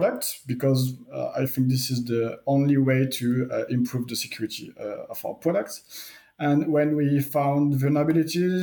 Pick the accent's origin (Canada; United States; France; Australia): France; accent: French; English is a second language; sorry for my strong accent. I'm French. During my education in France